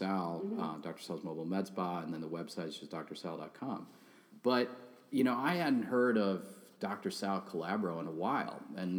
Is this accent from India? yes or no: yes; India; Like, I am Indian. I am not Italian. You can look up my last name.